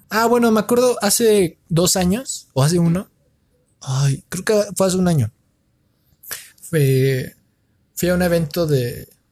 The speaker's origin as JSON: {"language": "Spanish", "country": "Mexico", "said": "como mexicano"}